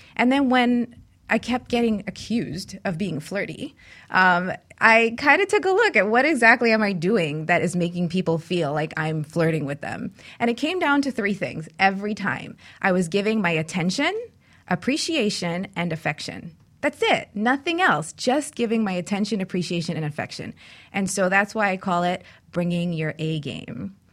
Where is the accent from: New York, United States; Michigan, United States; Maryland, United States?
New York, United States; New York City; I grew up in New York City